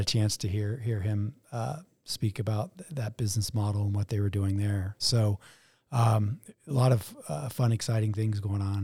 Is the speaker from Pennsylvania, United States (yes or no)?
no; Denver, Colorado, United States; born or raised there